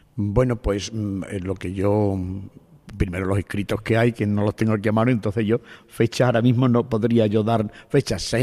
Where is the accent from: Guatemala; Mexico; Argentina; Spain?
Spain; Higuera, south of Extremadura; es el pueblo donde yo nací. O sea que mm, soy el sacerdote del pueblo donde nací.